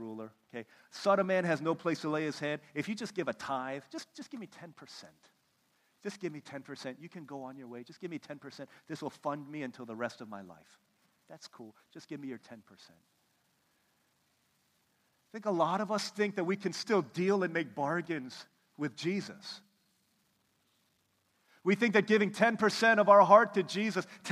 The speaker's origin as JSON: {"language": "English", "country": "United States", "said": "I'm from America"}